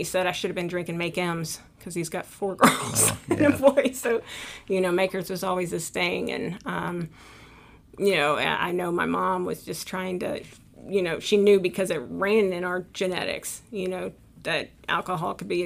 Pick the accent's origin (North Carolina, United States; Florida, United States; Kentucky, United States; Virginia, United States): Kentucky, United States; Louisville; I grew up in, if you're from there, you say Louisville, Kentucky.